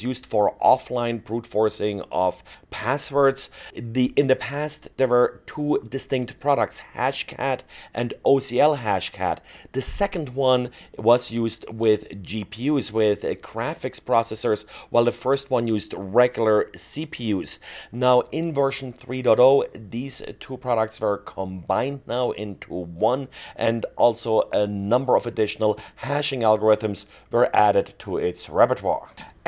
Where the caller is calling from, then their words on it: Salt Lake City, Utah, United States; today I'm recording from Salt Lake City, Utah.